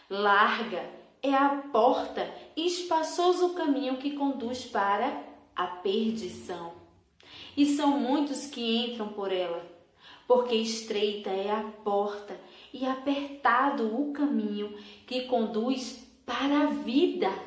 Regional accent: Brazil; Sim, sou brasileira.

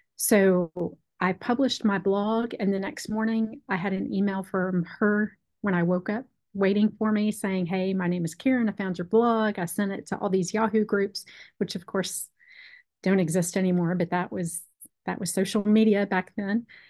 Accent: Texas, United States; when I was growing up in Texas

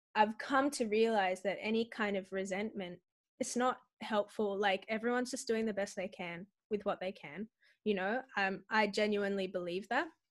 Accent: Sydney, New South Wales, Australia; I grew up in Western Sydney at church

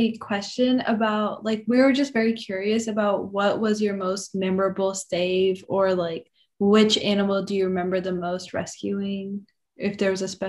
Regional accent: Pakistan; now in United States

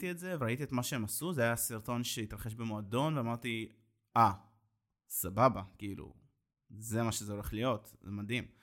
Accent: Ashdod, Southern District, Israel

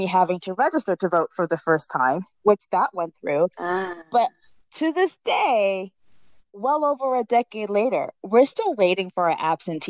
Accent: New England, United States; now in Brooklyn, United States; I'm West Indian. I don't know if I mentioned it before, but I am. Not only am I a New Englander, but I'm also a Trinidadian New Englander.

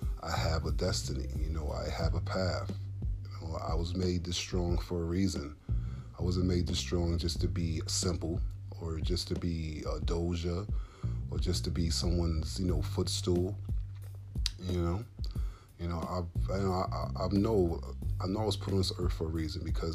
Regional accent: New York City, New York, United States; I'm from Brooklyn

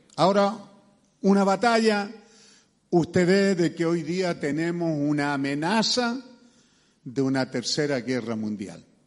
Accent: Chile; somos chilenos

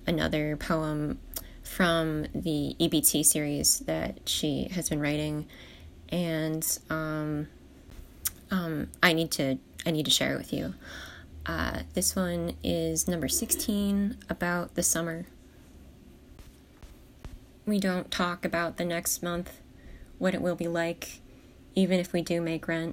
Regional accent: Mystic Island, New Jersey, United States; moved away; also born or lived in California; I grew up on Mystic Island in southern New Jersey

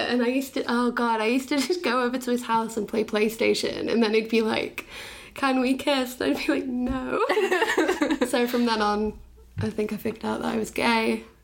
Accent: Bath, South West England, United Kingdom; just because I'm from

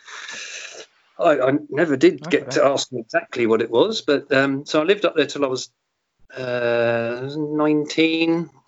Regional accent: Portsmouth, South East England, United Kingdom; born there; I was born in Portsmouth, or South Sea. In fact, I walked past the house yesterday. It was where my gran lived.

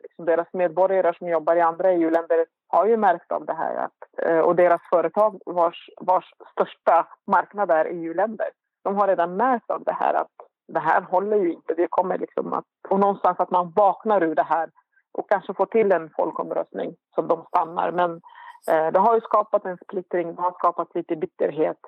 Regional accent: Iraq; now in Sweden; vi då som var irakier

